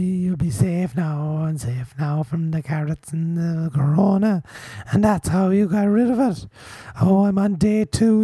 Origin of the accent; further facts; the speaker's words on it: Ireland; I'm Irish